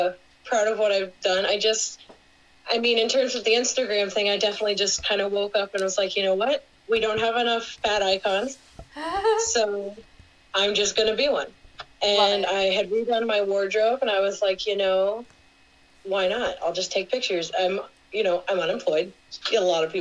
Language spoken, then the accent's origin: English; Houston, Texas, United States; moved away as an adult; also born or lived in New Orleans, Louisiana; now in Syracuse, United States; I'm originally from Houston, Texas